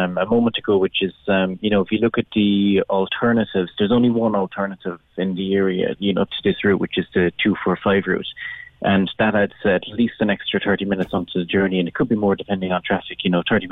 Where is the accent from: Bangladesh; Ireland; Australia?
Ireland; Mitchelstown, Munster; now in Cork, Ireland; I grew up just outside Mitchelstown